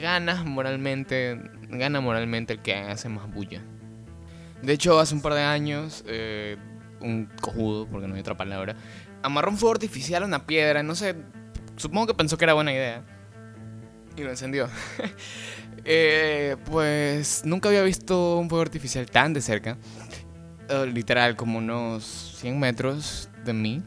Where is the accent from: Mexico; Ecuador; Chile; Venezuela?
Ecuador; now in Guayaquil, Ecuador; vivo en la ciudad de Guayaquil, Ecuador, un bello país